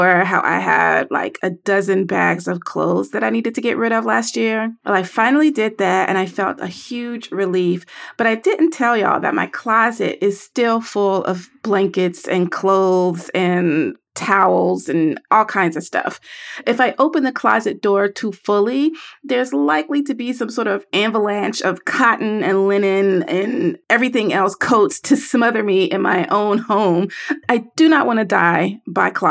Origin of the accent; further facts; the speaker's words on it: the South, United States; I am from the South